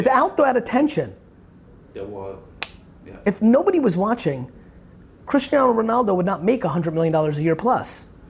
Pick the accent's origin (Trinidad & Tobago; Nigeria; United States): United States; Edison, New Jersey; also born or lived in Belarus / Queens; I was in Edison, New Jersey. I was born in Belarus in the former Soviet Union.